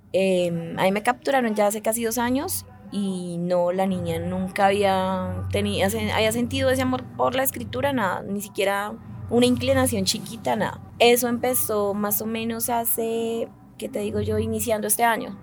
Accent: Putumayo, Colombia; now in Bogotá, Colombia; Yo nací en el Putumayo el 7 de diciembre del 86

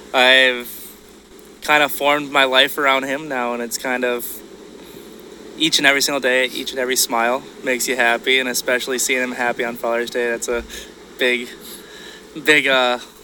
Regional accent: Brooklyn Park, Minnesota, United States; Brooklyn Park.

